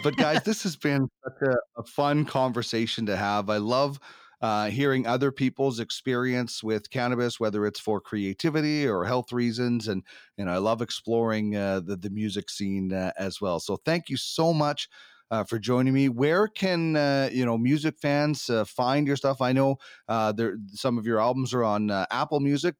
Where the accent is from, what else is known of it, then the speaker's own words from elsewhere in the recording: Manitoba, Canada; now in Edmonton, Canada; growing up in Manitoba